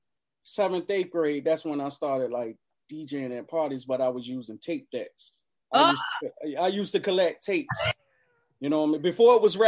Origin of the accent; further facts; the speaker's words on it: Norfolk, Virginia, United States; I'm from the park. I'm from Moulton Park, Norfolk.